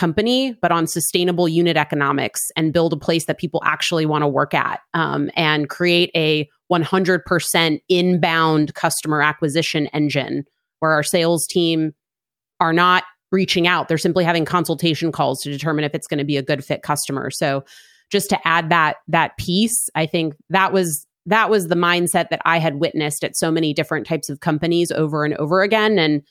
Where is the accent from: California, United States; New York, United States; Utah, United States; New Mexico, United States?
New York, United States; New York City; I think, and especially my experience growing up in New York City and being at a ton of different startups